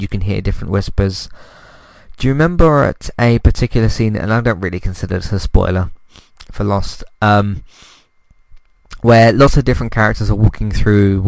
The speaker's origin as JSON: {"language": "English", "country": "United Kingdom", "said": "as a British person"}